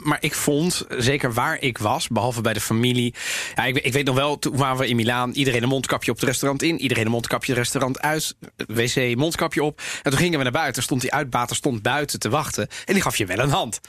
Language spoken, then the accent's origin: Dutch; Amsterdam, North Holland, Netherlands; also born or lived in Italy; waar kom jij vandaan? zei ik Amsterdam